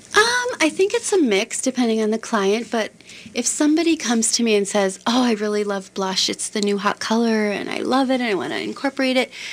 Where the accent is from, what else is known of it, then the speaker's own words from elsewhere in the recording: Chicago, Illinois, United States; now in Minneapolis, United States; I grew up in the Chicago area